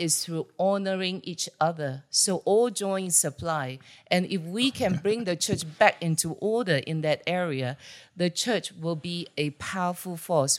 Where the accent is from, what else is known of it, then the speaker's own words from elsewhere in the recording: Singapore; moved away as an adult; now in Orange County, United States; I'm originally from Singapore